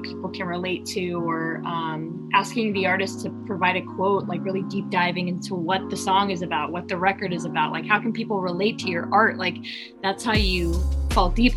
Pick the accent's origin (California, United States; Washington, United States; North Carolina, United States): California, United States; Palmdale; my hometown, which is Palmdale, California